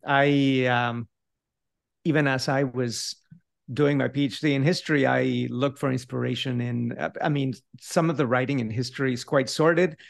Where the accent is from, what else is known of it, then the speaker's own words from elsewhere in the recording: Mexico City, Mexico; first language Spanish; English is a second language; moved away as an adult; now in Davis, United States; I grew up in a Spanish-speaking household. I remained in Mexico City until, I mean, I did all the way through my B A over there